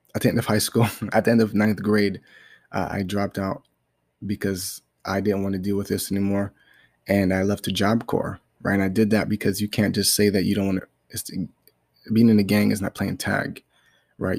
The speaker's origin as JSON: {"language": "English", "town": "New York City", "region": "New York", "country": "United States", "tie": "born or raised there", "said": "I was born in Brooklyn, New York, and, you know, I was born to a single mom"}